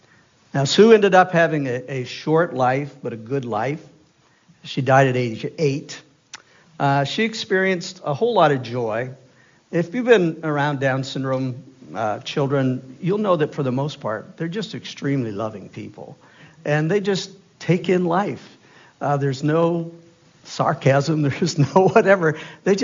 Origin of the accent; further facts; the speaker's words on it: Easton, Maine, United States; the big city of Easton, Maine, that is. 1,500 people strong when everybody was home and many of them had guests. So that was my hometown.